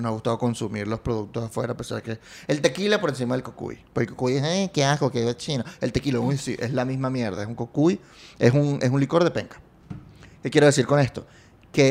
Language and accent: Spanish; Venezuela; vengo de un país con una historia